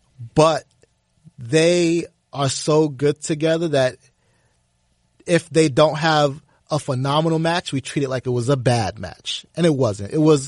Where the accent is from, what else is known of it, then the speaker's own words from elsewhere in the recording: Harlem, New York, United States; Harlem Sewer Rats. I'm from Harlem.